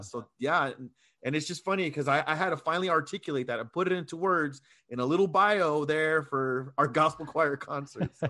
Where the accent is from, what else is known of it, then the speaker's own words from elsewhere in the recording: Chula Vista, California, United States; also born or lived in Coronado / Texas; I was raised in Chula Vista